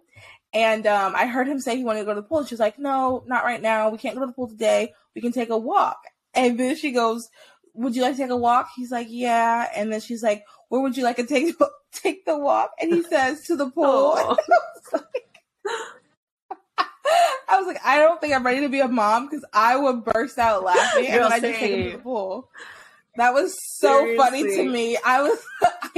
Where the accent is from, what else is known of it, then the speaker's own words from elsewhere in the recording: United States; as an American